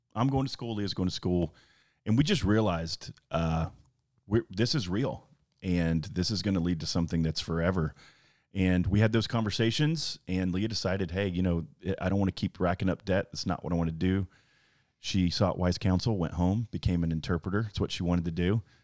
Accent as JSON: {"language": "English", "region": "Florida", "country": "United States", "tie": "born or raised there", "also_born_or_lived": "Alabama", "moved": "as an adult", "said": "I moved to Florida and grew up there, gr-, had graduated high school"}